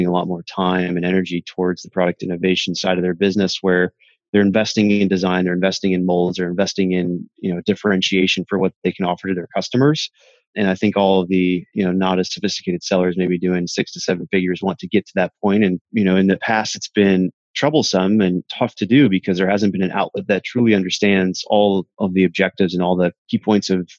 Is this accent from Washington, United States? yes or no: no; Minneapolis, Minnesota, United States; now in Austin, United States; born and raised in Minneapolis, Minnesota, and moved down to Austin here to get away from the cold